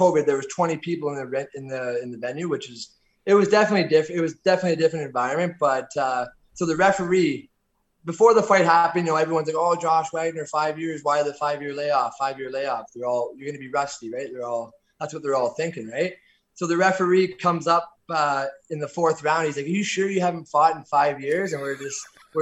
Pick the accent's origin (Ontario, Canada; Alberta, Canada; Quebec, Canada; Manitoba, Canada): Ontario, Canada; Orangeville; moved away as an adult; I'm originally from Orangeville, Ontario, about an hour north of Toronto